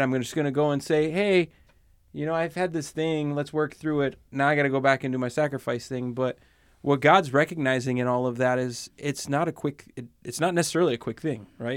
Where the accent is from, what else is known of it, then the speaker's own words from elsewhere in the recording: Pennsylvania, United States; I grew up in Pennsylvania